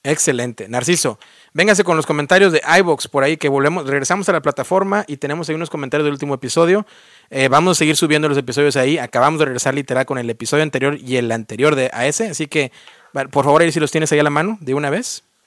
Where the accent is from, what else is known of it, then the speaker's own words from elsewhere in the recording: Mexico; now in United States; Yo soy el único mexicano